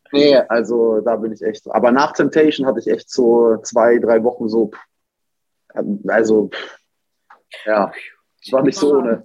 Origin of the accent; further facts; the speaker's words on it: Nuremberg, Bavaria, Germany; moved away as an adult; also born or lived in Cologne; ich komme ja aus Nürnberg